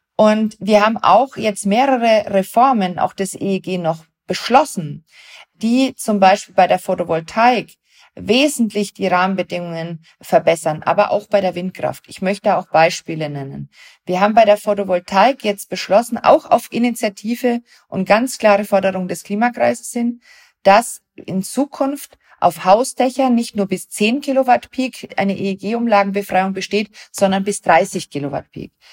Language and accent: German; Germany; wir als Deutsche